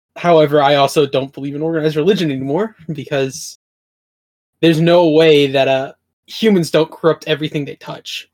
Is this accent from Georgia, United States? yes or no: no; Oklahoma, United States; I grew up in Oklahoma, which is just North Texas